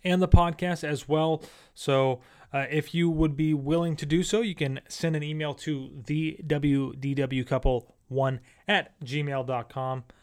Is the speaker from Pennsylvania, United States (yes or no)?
yes; Central Pennsylvania, United States; moved away as an adult; now in Florida, United States; we are not from Florida. We're actually from Pennsylvania